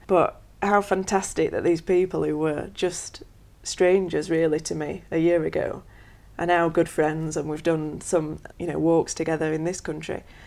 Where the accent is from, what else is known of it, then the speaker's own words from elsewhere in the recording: Sheffield, Yorkshire and the Humber, United Kingdom; I'm from Sheffield